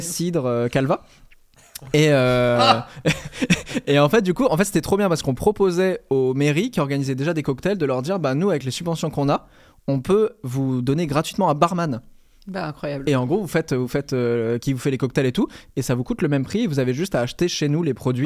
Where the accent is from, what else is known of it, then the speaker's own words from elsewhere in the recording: Normandy, France; J'ai grandi en Normandie, hein, vraiment